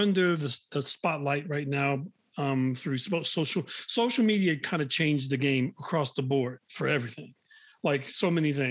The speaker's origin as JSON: {"language": "English", "town": "Newark", "region": "New Jersey", "country": "United States", "also_born_or_lived": "New York", "moved": "yes", "said": "I'm originally from Newark, but I mean, I've lived in New York and many other places since then."}